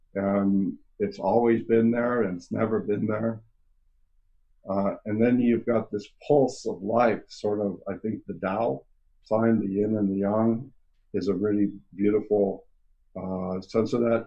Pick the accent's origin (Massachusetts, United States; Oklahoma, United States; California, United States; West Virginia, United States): California, United States; I am from California